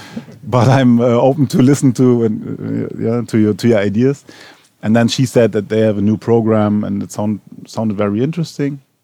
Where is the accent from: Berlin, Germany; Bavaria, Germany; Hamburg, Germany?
Berlin, Germany; I am from Berlin Neukölln and, and Tempelhof, so was raised there